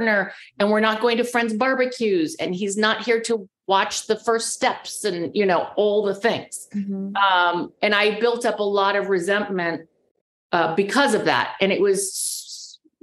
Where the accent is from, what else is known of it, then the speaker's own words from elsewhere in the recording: California, United States; I'm the girl from California